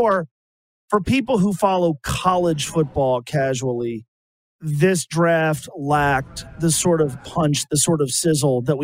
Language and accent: English; Cincinnati, Ohio, United States; my beloved Bengals, my hometown team